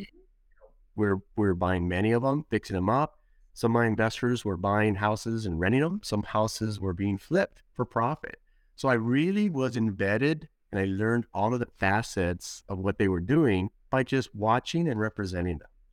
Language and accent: English; Los Angeles, California, United States; I was born and raised in Los Angeles, California